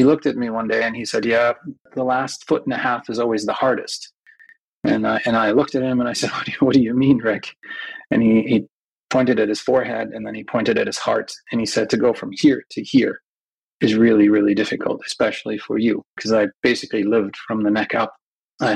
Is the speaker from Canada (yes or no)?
no; Germany; moved away as an adult; also born or lived in United States / San Francisco Bay Area; now in San Francisco, United States; I grew up in Europe, in Germany. I'm a dual citizen. I was actually born in the United States, but when I was about a year and a half old, my parents were Danish and German. Moved back to Europe, and then I grew up like any other German kid.